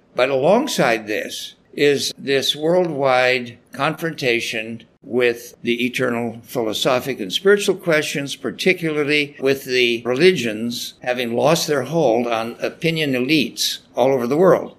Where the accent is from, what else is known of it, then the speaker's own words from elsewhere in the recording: Salinas, California, United States; where I grew up in Salinas, California, you know, it's a tough town of growers and a big rodeo there.